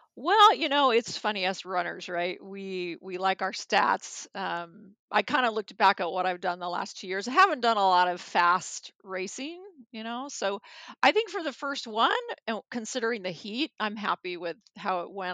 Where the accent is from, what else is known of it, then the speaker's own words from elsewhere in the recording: Anaheim, California, United States; I grew up in Anaheim